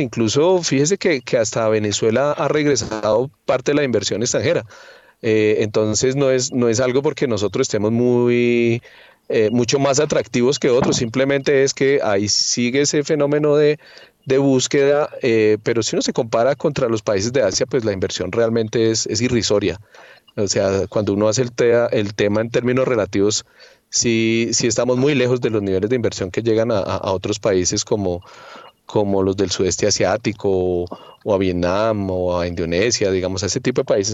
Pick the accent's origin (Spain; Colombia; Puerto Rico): Colombia